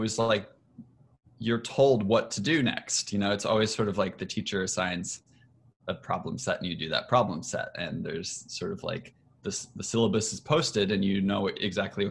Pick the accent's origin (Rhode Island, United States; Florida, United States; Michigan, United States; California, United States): Michigan, United States; I'm from Michigan originally